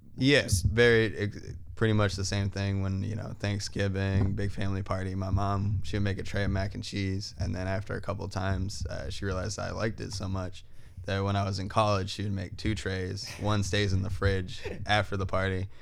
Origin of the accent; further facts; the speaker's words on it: Wilbraham, Massachusetts, United States; I'm from, um, Western Massachusetts, so a town called Wilbraham.